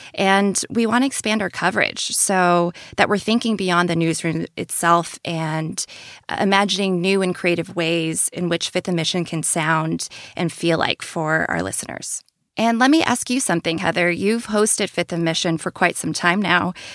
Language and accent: English; San Pablo, California, United States; I grew up in San Pablo, California